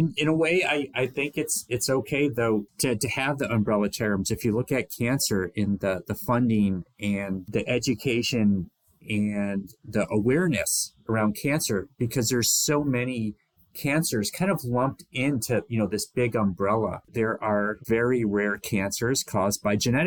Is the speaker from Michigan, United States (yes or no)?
yes; Michigan, United States; my home state of Michigan